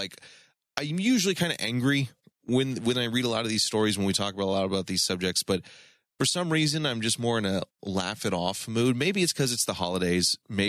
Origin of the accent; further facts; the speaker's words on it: Florida, United States; I hail from Florida.